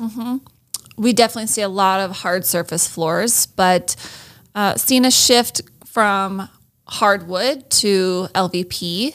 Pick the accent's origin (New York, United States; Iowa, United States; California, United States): Iowa, United States; moved away as an adult; also born or lived in Minnesota; I grew up in Iowa for the most part